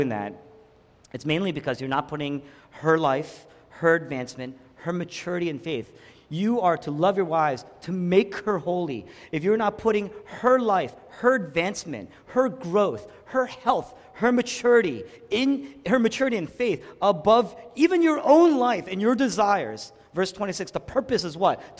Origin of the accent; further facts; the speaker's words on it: the Northeast Atlantic, United States; we're both from the Northeast Atlantic.